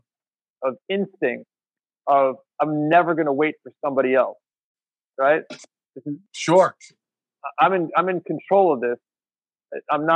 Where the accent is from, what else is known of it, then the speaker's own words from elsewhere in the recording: United States; We're American